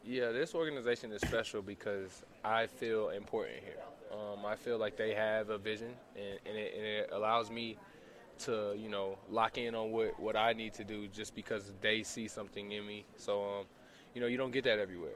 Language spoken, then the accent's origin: English; Columbia, South Carolina, United States; also born or lived in Charleston, South Carolina / Goose Creek, South Carolina; now in Salt Lake City, United States; I was born in Charleston, grew up in Columbia, South Carolina